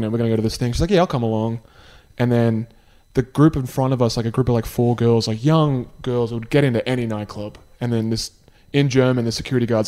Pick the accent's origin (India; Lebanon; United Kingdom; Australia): Australia; I'm from Australia